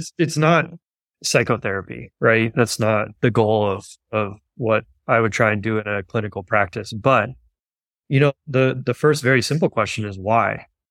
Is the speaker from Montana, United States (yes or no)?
no; Los Angeles, California, United States; grew up in West Los Angeles.